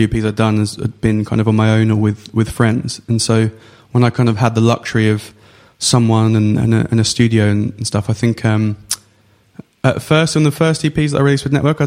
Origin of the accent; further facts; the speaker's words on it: Essex, East of England, United Kingdom; I grew up in Essex